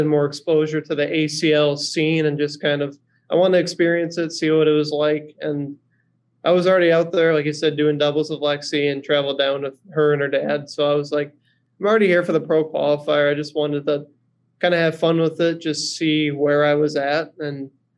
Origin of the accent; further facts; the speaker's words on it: northern Wisconsin, United States; my hometown is kind of in northern Wisconsin